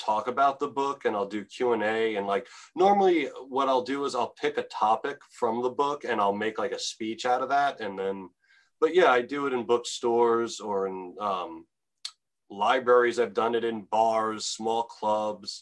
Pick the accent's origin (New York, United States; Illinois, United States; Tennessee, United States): New York, United States; Nassau County, Long Island; I'm not from Manhattan. I'm from Nassau County, Long Island